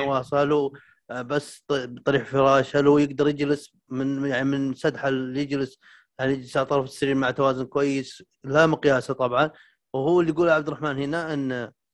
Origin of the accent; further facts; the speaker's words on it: Al Jawf Province, Saudi Arabia; هنا عندنا بالجوف